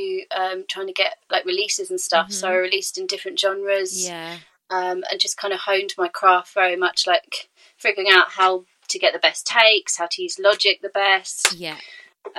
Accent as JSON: {"language": "English", "town": "Cambridge", "region": "East of England", "country": "United Kingdom", "also_born_or_lived": "London", "moved": "as an adult", "lives_now": "Brighton, United Kingdom", "said": "I'm originally from Cambridge"}